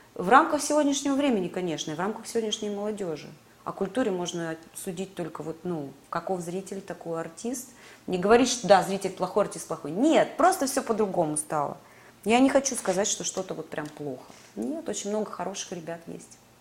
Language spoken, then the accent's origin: Russian; Sevastopol, Crimea, Ukraine; moved away as an adult; now in Moscow, Russia; как крымчанке, как уроженке Севастополя, как мои родные места